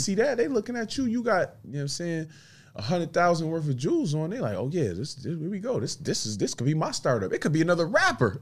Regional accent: Buffalo, New York, United States; I'm from Buffalo, Buffalo, New York

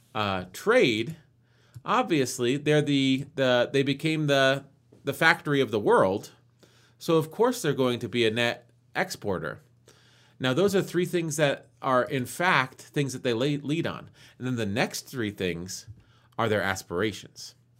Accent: United States; as an American who sort of grown up learning American patriotic points of view

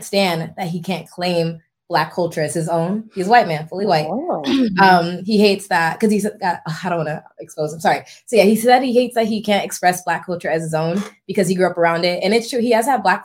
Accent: Compton, California, United States; moved away; I grew up in Compton, but obviously I don't have the mannerisms as a typical Black girl from Compton

